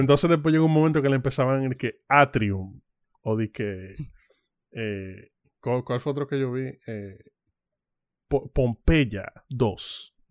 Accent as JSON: {"language": "Spanish", "country": "Dominican Republic", "said": "nosotros, como todo dominicano"}